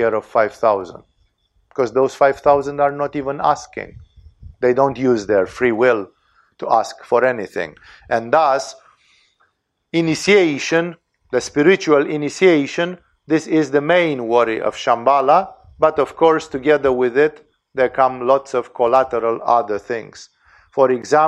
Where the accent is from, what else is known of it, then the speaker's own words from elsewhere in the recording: Romania; English is a second language; I'm Romanian